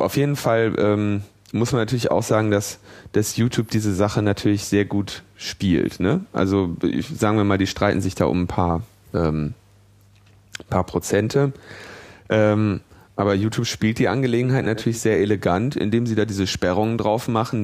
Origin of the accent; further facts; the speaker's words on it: Ruhr area, North Rhine-Westphalia, Germany; ich bin ja im Ruhrgebiet geboren